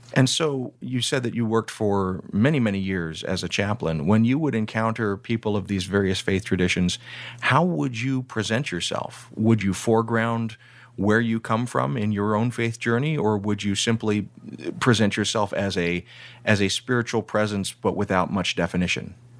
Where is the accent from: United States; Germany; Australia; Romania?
United States; Deep South; I grew up in the Deep South